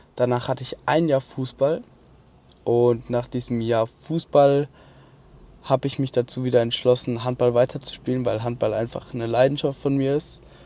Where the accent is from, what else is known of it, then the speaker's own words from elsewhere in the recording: Mannheim, Baden-Württemberg, Germany; also born or lived in Kronau; danach bin ich nach Mannheim gezogen